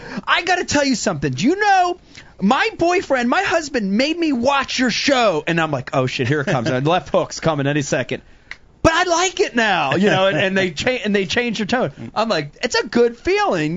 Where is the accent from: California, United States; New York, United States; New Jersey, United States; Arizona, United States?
New Jersey, United States; I'm growing up in South Jersey